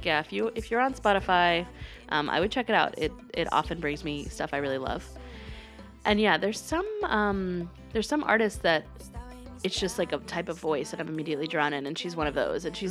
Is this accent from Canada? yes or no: no; North Carolina, United States; I was just in such an American cultural context growing up in North Carolina